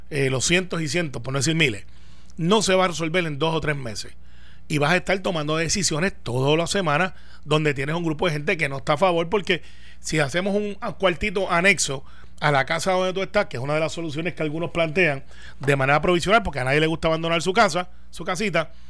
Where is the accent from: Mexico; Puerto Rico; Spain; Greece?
Puerto Rico; nací en Puerto Rico y aunque no haya nacido, hubiese sido descendiente de puertorriqueño, pero mi nacionalidad es norteamericana